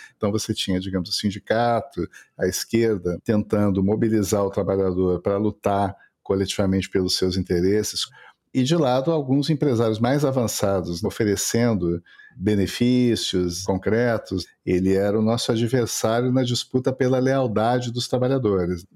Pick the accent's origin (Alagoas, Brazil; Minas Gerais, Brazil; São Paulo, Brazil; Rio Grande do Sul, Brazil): Rio Grande do Sul, Brazil; Porto Alegre; bairros da periferia de Porto Alegre, onde eu cresci